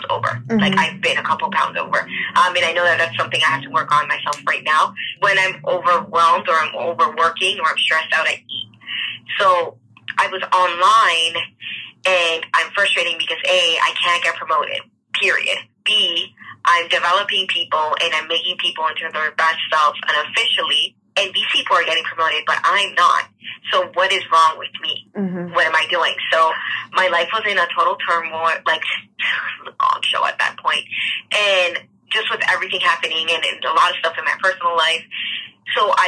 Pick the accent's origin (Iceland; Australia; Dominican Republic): Dominican Republic; now in Toronto, Canada; I reside in Toronto, Canada, but I was born in the Dominican Republic